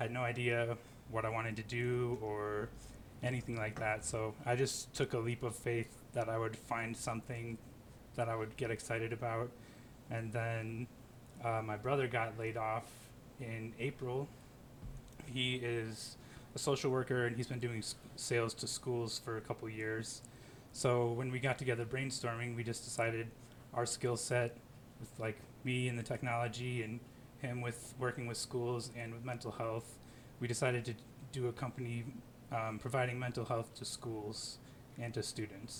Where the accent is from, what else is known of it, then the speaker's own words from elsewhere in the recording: Hillsdale County, southern Michigan, United States; moved away as an adult; also born or lived in Detroit, Michigan; now in Aurora, United States; I'm from Hillsdale County, if you know where that is, southern Michigan